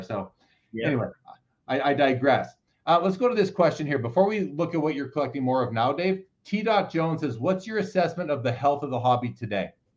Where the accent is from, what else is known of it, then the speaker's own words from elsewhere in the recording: Canada; I'm a Canadian